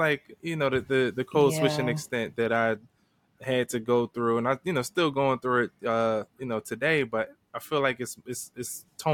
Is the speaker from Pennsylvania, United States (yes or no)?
yes; Philadelphia, Pennsylvania, United States; accent: Philly; my Philly accent